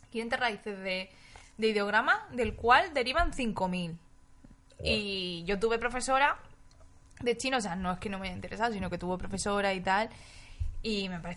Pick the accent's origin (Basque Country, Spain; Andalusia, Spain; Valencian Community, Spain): Basque Country, Spain; Yo es que mi editorial es Astiberri, entonces, siendo yo vasco mm, he